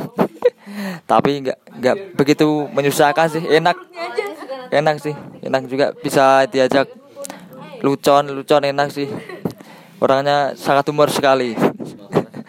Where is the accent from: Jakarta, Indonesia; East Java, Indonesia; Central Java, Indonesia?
East Java, Indonesia; Ngawi; also born or lived in Semarang; asal Ngawi, kuliah di Semarang